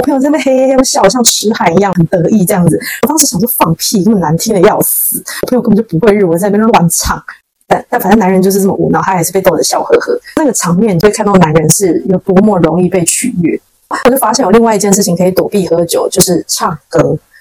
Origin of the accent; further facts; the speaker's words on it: Taiwan; 我是台湾人